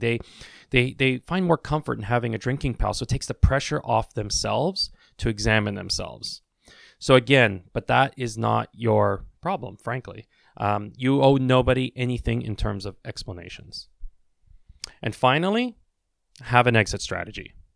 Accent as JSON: {"language": "English", "country": "Canada", "said": "I'm Canadian, I say washrooms"}